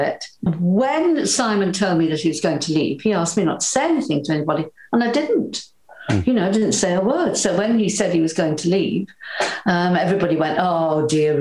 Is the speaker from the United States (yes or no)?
no; Wales, United Kingdom; accent: Welsh; I might temper my Welsh accent